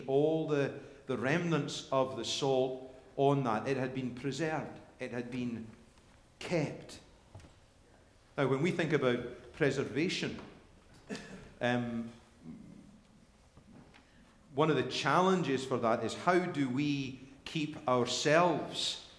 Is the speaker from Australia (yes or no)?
no; Scotland, United Kingdom; now in United States; I'm Scottish